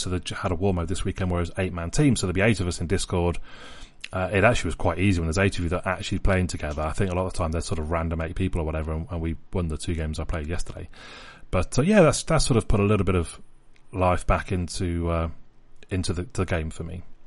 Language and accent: English; England, United Kingdom; I'm English, I'm an England fan